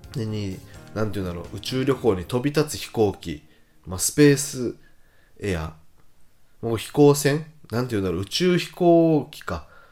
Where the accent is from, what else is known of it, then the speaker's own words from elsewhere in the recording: Miyakojima, Okinawa, Japan; 僕の実家から車で10分ほど行った下地島っていう地域に下地島空港っていうね空港があるんですよ